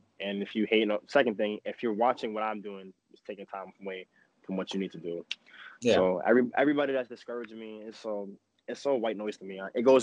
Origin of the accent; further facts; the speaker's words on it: New York City, New York, United States; being from New York it's gritty out here